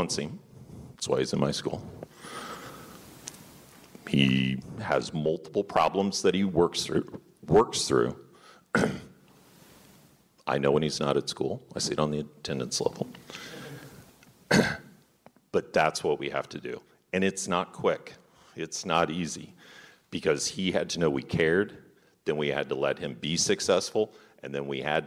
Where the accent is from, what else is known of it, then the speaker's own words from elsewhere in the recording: Kansas City, Missouri, United States; I grew up in Kansas City, taught urban school kids